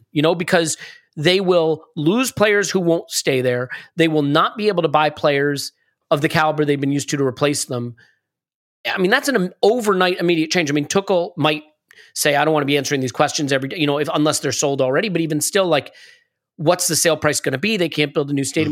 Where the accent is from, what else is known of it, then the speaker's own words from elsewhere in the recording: United States; as an American